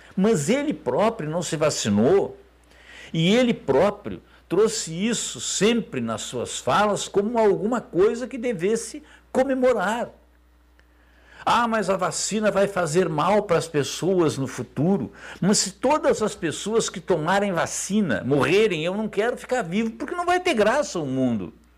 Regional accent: Brazil; como brasileiro

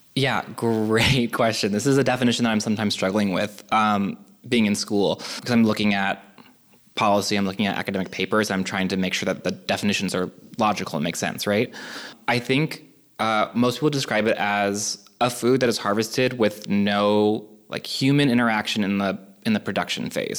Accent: California, United States; also born or lived in New York / Boston; now in Cleveland, United States; I grew up in California originally, then then to New York and Boston

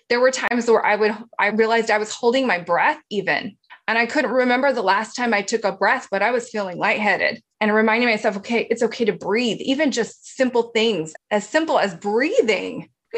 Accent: Hawaii, United States; we grew up in Hawaii. We grew up near the ocean

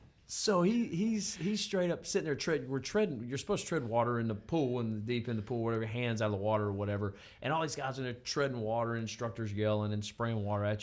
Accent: Montana, United States; I'm from Montana

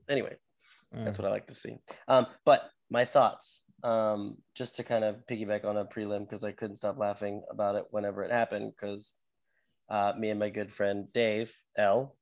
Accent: Texas, United States; I'm from Texas

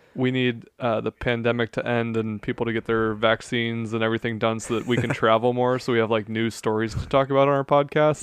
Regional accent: United States; as an American

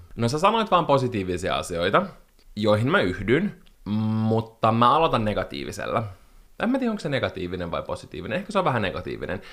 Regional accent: Espoo, Uusimaa, Finland; also born or lived in Helsinki; valtaosan elämästäni mä oon asunut Espoossa, ja mä koen, että mä olen espoolainen

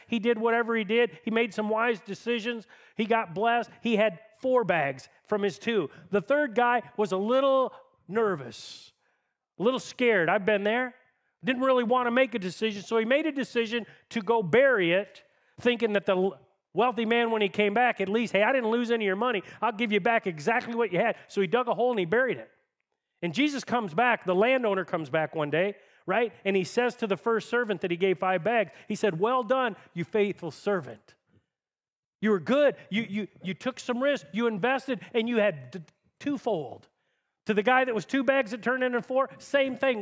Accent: Tecumseh, United States; I grew up in Tecumseh, went in the Air Force out of high school

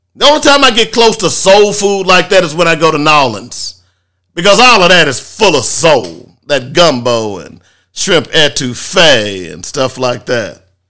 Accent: Little Rock, Arkansas, United States; I grew up here. I grew up in Little Rock.

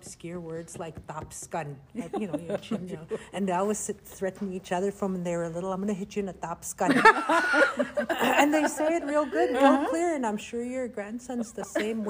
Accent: Canada; accent: Cree; English is a second language; because of my Cree accent

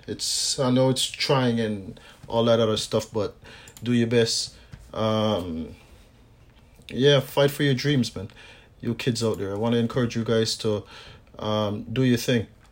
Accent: Jamaica; from time I was a youth growing up in Jamaica

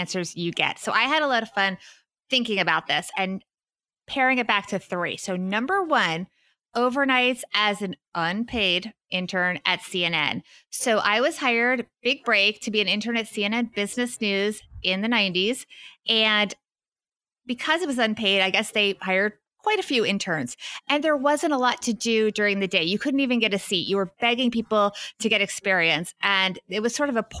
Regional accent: Wyckoff, New Jersey, United States; I'm in my hometown, Wyckoff, New Jersey

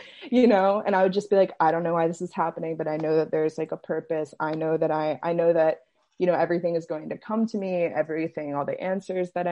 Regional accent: Maryland, United States; I'm from Maryland

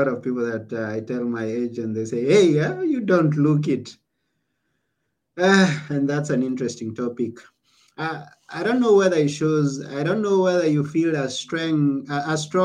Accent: Kenya; I was born in Kenya

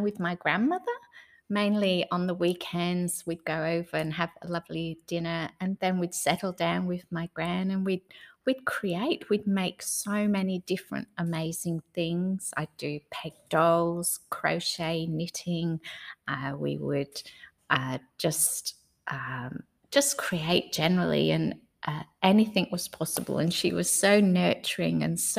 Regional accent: England, United Kingdom; moved away as an adult; also born or lived in Noosa, Australia / Mary Valley, Australia; now in Australia; I came from England originally. I was coming out as a backpacker and met my husband nearly straight away

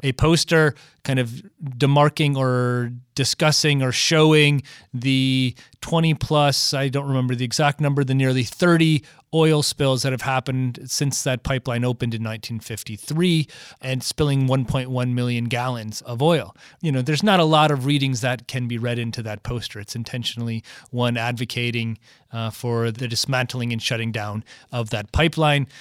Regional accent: Michigan, United States; I grew up in Michigan, kind of the birthplace of the automobile

